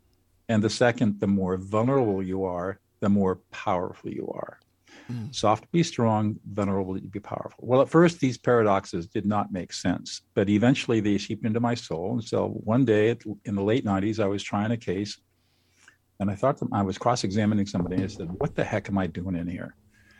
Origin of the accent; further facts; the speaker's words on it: California, United States; Well, I grew up in Southern California